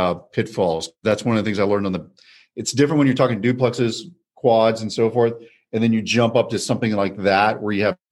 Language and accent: English; College Station, Texas, United States; now in Dallas, United States; I come from College Station, Texas, so it's a college town, home of Texas A&M University.